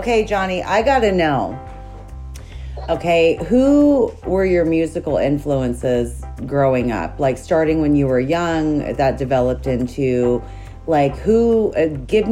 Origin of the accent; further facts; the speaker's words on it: Montana, United States; I grew up in Montana.